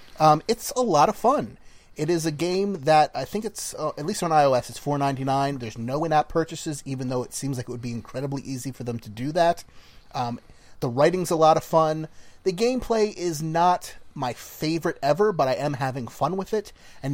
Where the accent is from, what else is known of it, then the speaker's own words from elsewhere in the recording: New Jersey, United States; from Jersey